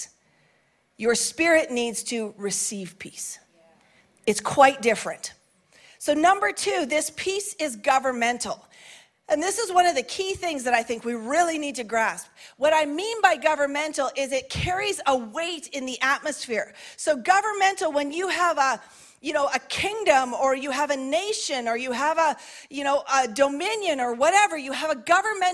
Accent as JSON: {"language": "English", "country": "Canada", "said": "as a Canadian"}